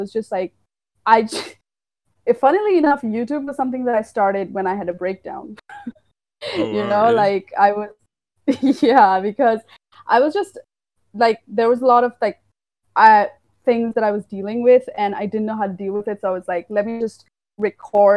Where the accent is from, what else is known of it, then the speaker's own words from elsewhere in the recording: Assam, India; I'm from India. I'm from the little state of Assam, which is in the northeastern